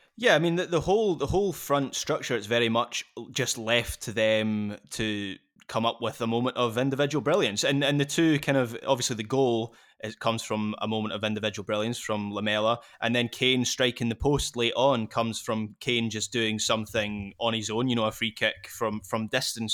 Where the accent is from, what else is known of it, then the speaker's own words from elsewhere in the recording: Scotland, United Kingdom; as a Scot